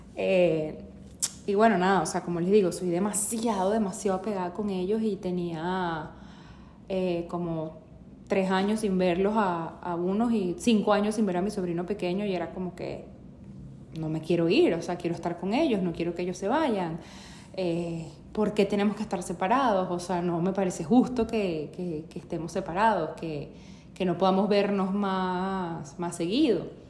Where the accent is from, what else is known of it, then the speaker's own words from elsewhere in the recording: Venezuela; moved away as an adult; now in United States; yo salí eh, de Venezuela en el 2017